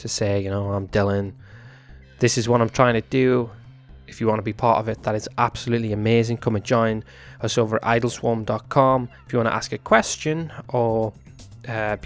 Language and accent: English; Newcastle upon Tyne, North East England, United Kingdom; moved away as an adult; now in United States; I was born in Newcastle upon Tyne in England, which is part of the United Kingdom